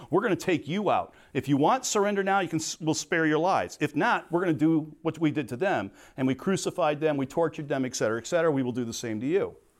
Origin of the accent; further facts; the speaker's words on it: Crete, Illinois, United States; I'm not from Chicago, I was from Crete